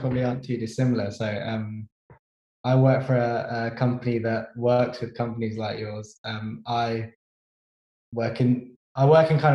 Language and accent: English; Birmingham, West Midlands, United Kingdom; moved away as an adult; now in London, United Kingdom; I'm actually from Birmingham originally.